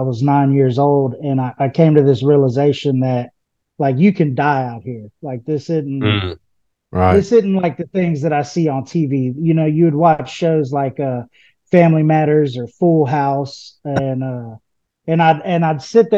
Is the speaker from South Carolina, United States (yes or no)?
no; Houston, Texas, United States; I'm from Houston, Texas, originally. I grew up in a all-black neighborhood